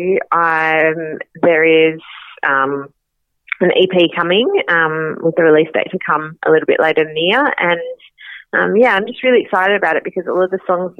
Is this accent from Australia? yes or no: yes; Western Australia, Australia; also born or lived in Sydney; I grew up in Western Australia, but I lived in Sydney for 6 years.